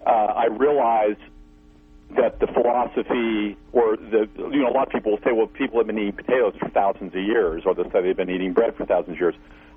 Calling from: Missouri, United States

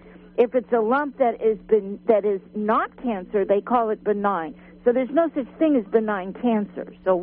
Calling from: Phillipsville, California, United States; Yes, I'm from Phillipsville, and more than a question, I have a comment.

